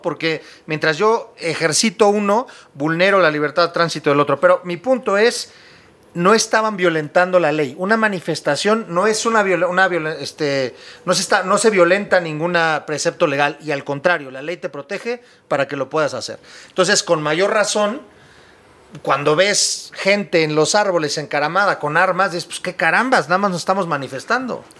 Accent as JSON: {"language": "Spanish", "country": "Mexico", "said": "Nosotros como mexicanos"}